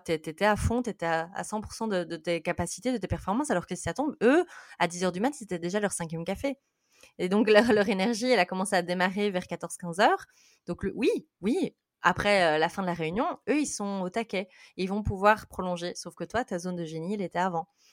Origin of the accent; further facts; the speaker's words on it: Belgium; je suis belge. Euh, donc, désolée pour mon accent.